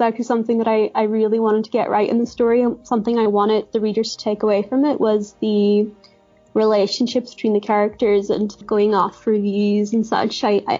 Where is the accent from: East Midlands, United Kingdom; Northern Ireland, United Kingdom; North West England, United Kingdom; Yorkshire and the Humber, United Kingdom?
Northern Ireland, United Kingdom; Derry; my own hometown of Derry.